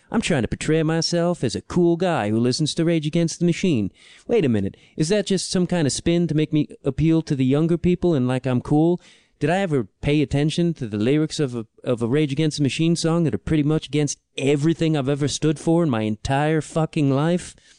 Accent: Chicago, Illinois, United States; I'm from Chicago

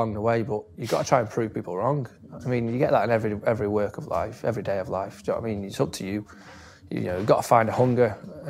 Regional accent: Stoke-on-Trent, West Midlands, United Kingdom; I was from Stoke.

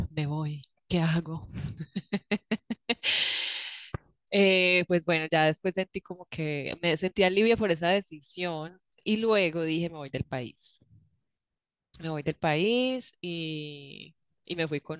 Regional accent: Colombia; moved away as an adult; primero voy a contar uno de cuando me fui de Colombia, cuando decidí renunciar a mi trabajo

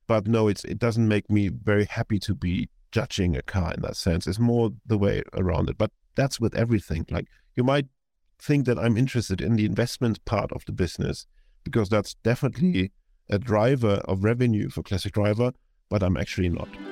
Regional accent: Hamburg, Germany; moved away; be recording this in Hamburg, which is my hometown, and I'm, uh, visiting

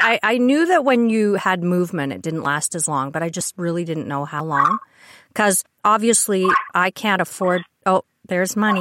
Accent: Canada; I'm Canadian

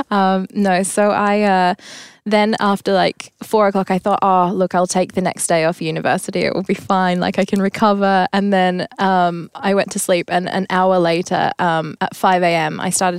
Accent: Tasmania, Australia; moved away as an adult; now in Stockholm, Sweden; I come from Tasmania, actually.

